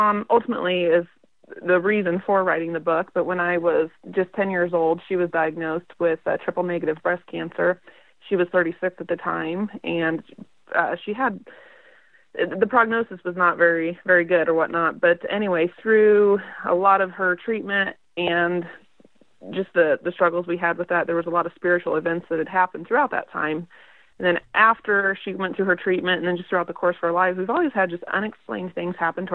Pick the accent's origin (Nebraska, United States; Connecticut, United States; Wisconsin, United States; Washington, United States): Nebraska, United States; moved away as an adult; now in Kansas, United States; I grew up in Nebraska. I was born and raised in a small town of about